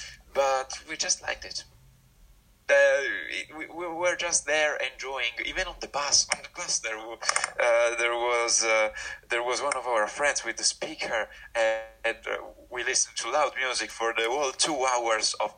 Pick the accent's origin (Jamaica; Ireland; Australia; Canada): Ireland; Ulster; my county was in Ulster, even though it was in the Republic of Ireland